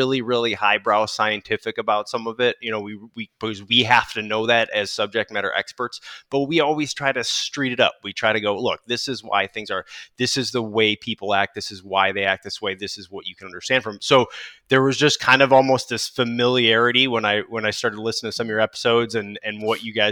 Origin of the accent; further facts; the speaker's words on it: Chicago, Illinois, United States; moved away; I grew up in Chicago